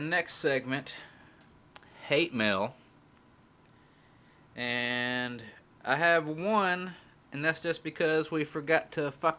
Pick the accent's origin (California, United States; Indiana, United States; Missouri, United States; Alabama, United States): Alabama, United States; we're from Alabama and I pronounce things wrong.